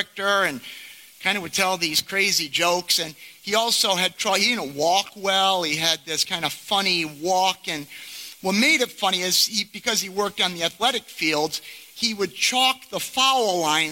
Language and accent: English; Rotterdam, New York, United States; I was born in Rotterdam, I had three brothers, attended Chalmont schools